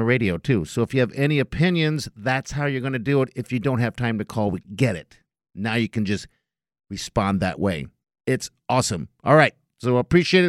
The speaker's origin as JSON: {"language": "English", "town": "Omaha", "region": "Nebraska", "country": "United States", "tie": "born or raised there", "said": "this place, my hometown."}